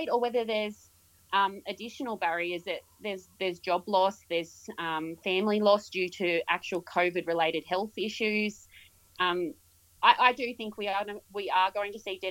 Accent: Yass, New South Wales, Australia; moved away as an adult; also born or lived in Queensland; originally I was born and raised in Yass, so just outside of ACT

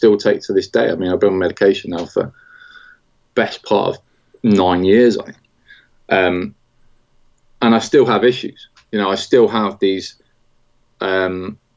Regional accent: Nottingham, East Midlands, United Kingdom; I grew up in around Nottingham

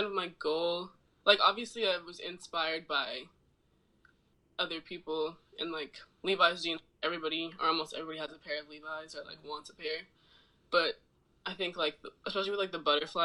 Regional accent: Oakland, California, United States; moved away as an adult; also born or lived in Arizona / New York; I'm from Oakland.

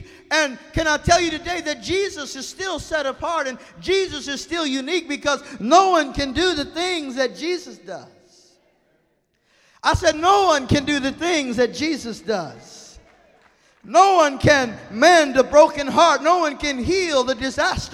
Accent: Texas, United States; I'm from Texas, and in Texas, you haven't been served until your food is falling off of the plate

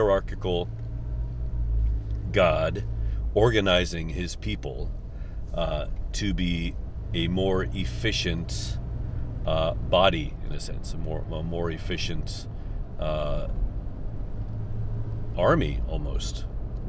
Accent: United States; I feel like I'm American

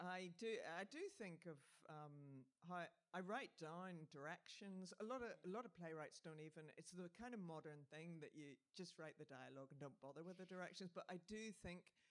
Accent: Northern Ireland, United Kingdom; I'm Northern Irish

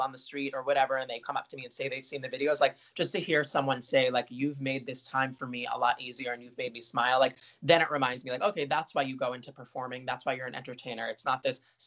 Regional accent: Marlboro, New Jersey, United States; also born or lived in Brooklyn, New York; born in Brooklyn, moved to Marlboro right away. Grew up in Marlboro

